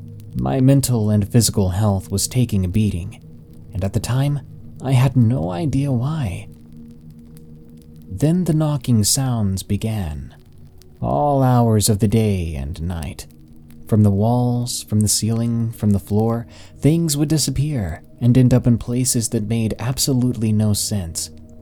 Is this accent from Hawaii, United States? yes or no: yes; Hawaii, United States; As I said before, I'm part Filipino, and I was born and raised in Hawaii. Both sides of my culture can be very superstitious.